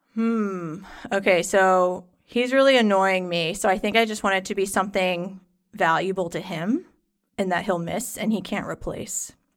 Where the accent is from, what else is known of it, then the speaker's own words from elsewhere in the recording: the South, United States; I'm from the South.